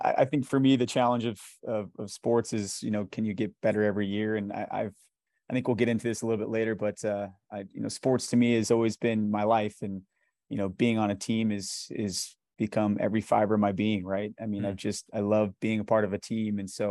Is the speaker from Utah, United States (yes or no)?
yes; Salt Lake City, Utah, United States; Yeah, so I grew up in the Harvard Yale area. So kind of over the, I'm an East High local product, I guess. Grew up there my whole life.